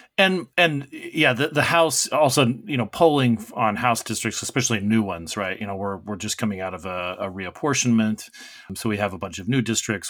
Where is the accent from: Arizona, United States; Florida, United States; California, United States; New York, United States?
Arizona, United States; moved away; my home state of Arizona